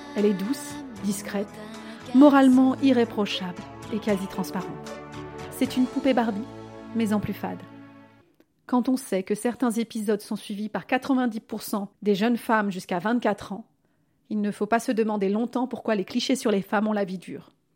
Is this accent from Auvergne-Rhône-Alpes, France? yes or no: yes; Vaulx-en-Velin, Auvergne-Rhône-Alpes, France; j'ai grandi à Vaux-en-Velin